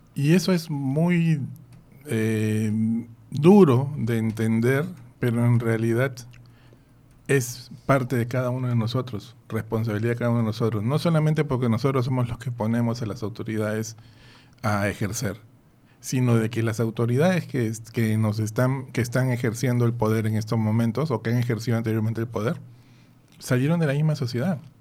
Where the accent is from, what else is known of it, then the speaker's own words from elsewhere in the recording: Peru; moved away; en mi tierra, en Perú